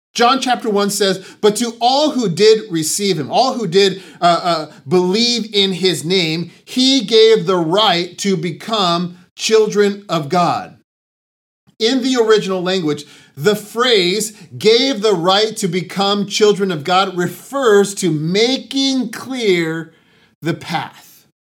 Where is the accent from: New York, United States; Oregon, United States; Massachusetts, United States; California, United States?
California, United States; San Diego; moved away; Both Janelle and I grew up in San Diego